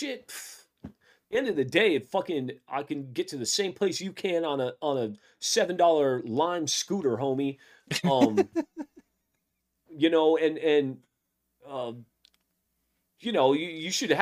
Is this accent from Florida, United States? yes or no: yes; Florida, United States; now in Portland, United States; I grew up in Florida